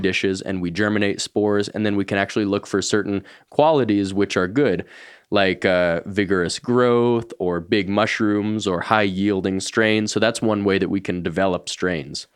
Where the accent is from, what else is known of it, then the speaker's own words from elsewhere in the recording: Boulder, Colorado, United States; I grew up here in Boulder